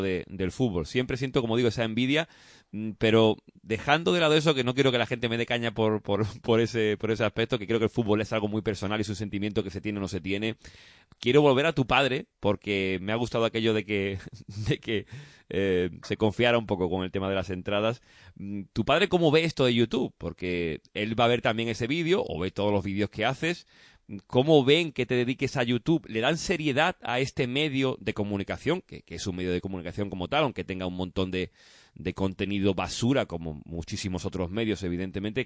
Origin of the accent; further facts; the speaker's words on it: Huelva, Andalusia, Spain; Yo es que soy de Huelva